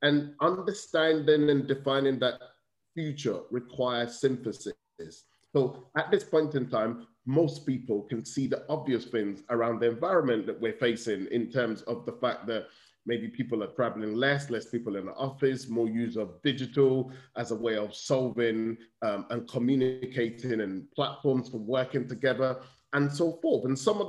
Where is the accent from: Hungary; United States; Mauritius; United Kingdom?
United Kingdom; I'm fortunate that I see myself as both British and Nigerian, and I have both perspectives in many ways.